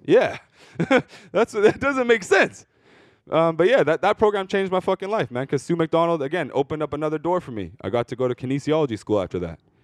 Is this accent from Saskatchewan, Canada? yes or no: no; Surrey, British Columbia, Canada; I'm from Surrey? I'm not from here.